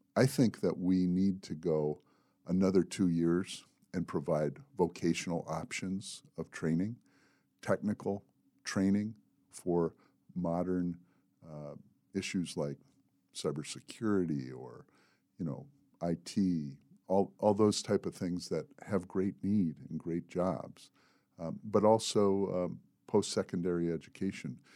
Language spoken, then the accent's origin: English; Manistee, Michigan, United States; moved away as an adult; also born or lived in Mississippi; now in Southern Tier, New York, United States; I was born in Manistee, Michigan, in a small town, and, uh, I lived there until a week before I turned eighteen